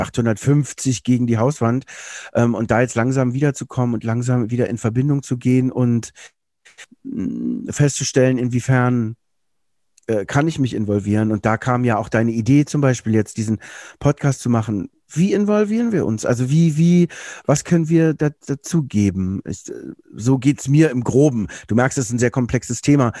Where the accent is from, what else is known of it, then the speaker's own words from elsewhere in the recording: Berlin, Germany; Ich bin in Berlin groß geworden.